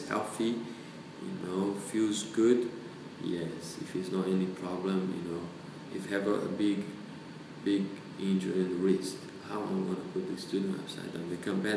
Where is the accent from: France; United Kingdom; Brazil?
Brazil; moved away as an adult; also born or lived in New Zealand; I come from South America, I come from Brazil, countryside where we eat lots of meat, you know, organic. My father killed normally the chicken, the pork. So I grew up, you know, the fruit from the tree